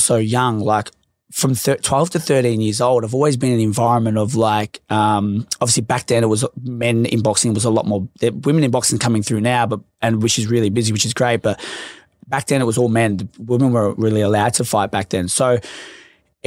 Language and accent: English; Melbourne, Victoria, Australia; So I grew up in Laverton and obviously in the west side of Melbourne.